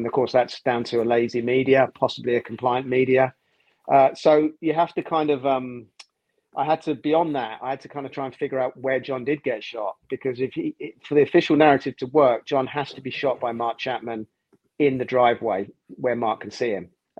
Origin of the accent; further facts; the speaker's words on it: London, United Kingdom; I'm a television producer, born and raised in London, North London.